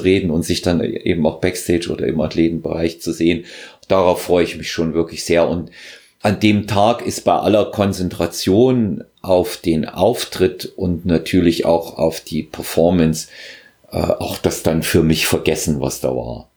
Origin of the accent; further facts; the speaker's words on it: Thuringia, Germany; moved away; ich bin ja in Thüringen geboren, wir sagen dort, äh, da ist die Zündschnur kürzer.